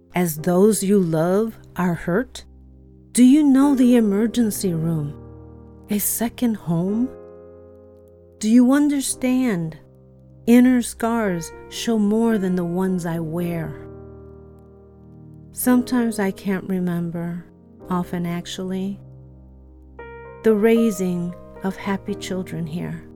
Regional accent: Chicago, Illinois, United States; the tenement where I grew up in Chicago.

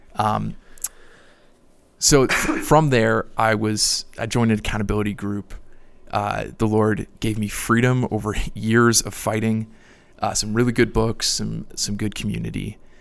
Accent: Niagara Falls, Ontario, Canada; moved away as an adult; now in Louisville, United States; I grew up in Niagara, Canada

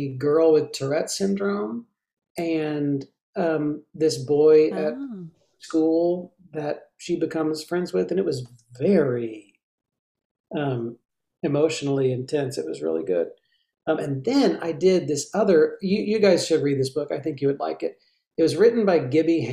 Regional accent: the South, Southern United States, United States; as a Southerner

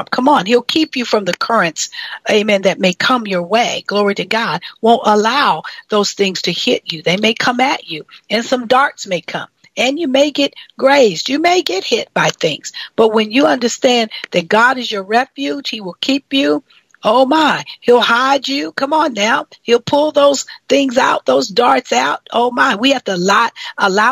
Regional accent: Kellogg country, Michigan, United States; moved away; my hometown is Kellogg country

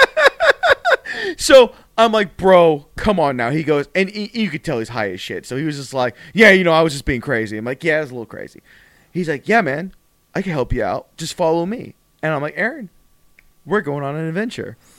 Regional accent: South Florida, United States; we're professional wrestlers from South Florida

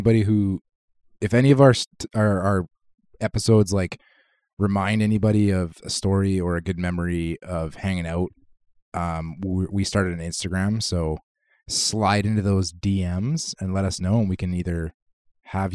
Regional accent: Kitimat, British Columbia, Canada; I don't know exactly what it would be like here because I grew up playing in Kitimat

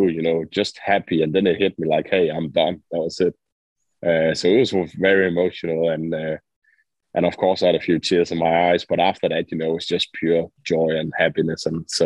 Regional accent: Aalborg, North Denmark Region, Denmark; moved away as an adult; also born or lived in Orange County, California; I am from Aalborg. I'm raised and born here, born and raised

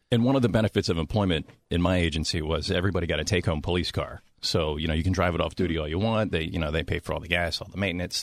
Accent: Washington, Maryland, United States; moved away; I was born in Washington, D C

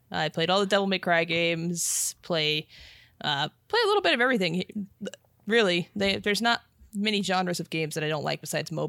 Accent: Las Vegas, Nevada, United States; I'm from Vegas

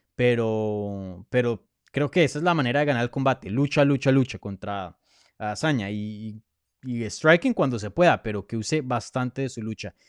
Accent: Bogotá, Colombia; moved away; yo soy de Colombia

